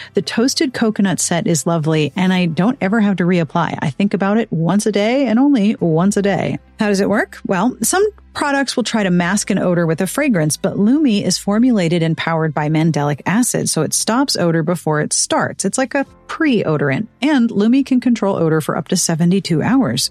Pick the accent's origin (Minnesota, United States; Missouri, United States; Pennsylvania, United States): Pennsylvania, United States; Pittsburgh; moved away; Pittsburgh is my hometown. That is where I was born and raised